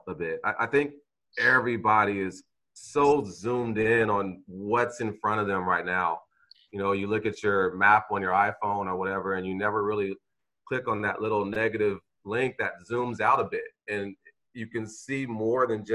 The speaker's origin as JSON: {"language": "English", "town": "Vallejo", "region": "California", "country": "United States", "moved": "as an adult", "said": "I'm this kid from Vallejo"}